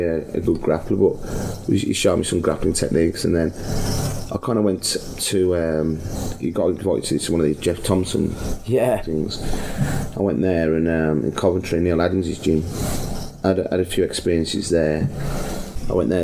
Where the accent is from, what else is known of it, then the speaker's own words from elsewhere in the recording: Warsaw, Masovian Voivodeship, Poland; I'm from Warsaw